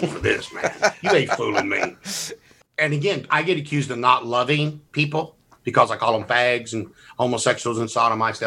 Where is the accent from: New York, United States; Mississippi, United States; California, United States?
Mississippi, United States; I'm from Mississippi